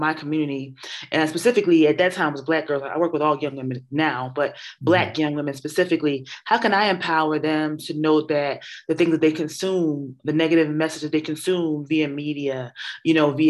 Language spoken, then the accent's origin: English; Philadelphia, Pennsylvania, United States; also born or lived in New York; I'm from North Philadelphia. And so I graduated from high school at Kappa